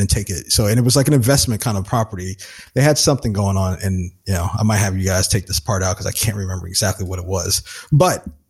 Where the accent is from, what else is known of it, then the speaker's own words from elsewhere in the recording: New Jersey, United States; we're from Jersey